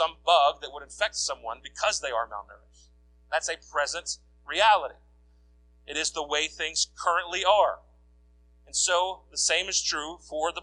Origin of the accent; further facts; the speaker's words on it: United States; as an American